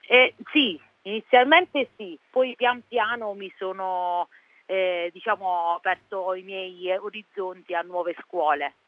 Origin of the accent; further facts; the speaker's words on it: Pollutri, Abruzzo, Italy; sono di Pollutri, un piccolo paesino in provincia di Chieti